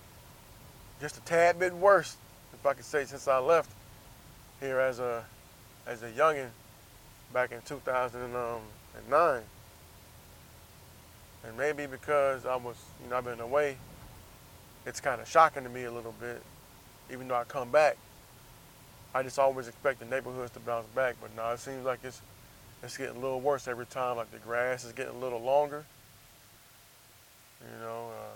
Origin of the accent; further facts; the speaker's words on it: Jacksonville, United States; moved away; also born or lived in San Diego; I'm out here in my hometown